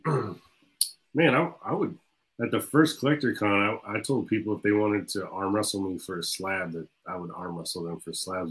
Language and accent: English; Jacksonville, Florida, United States; I'm from Jacksonville